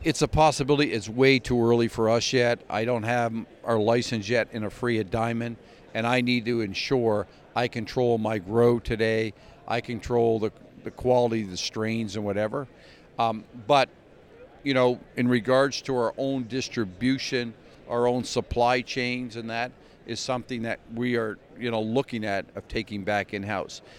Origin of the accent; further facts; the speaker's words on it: Glace Bay, Nova Scotia, Canada; moved away as an adult; now in New York City, United States; grew up in a little town called Glace Nova Scotia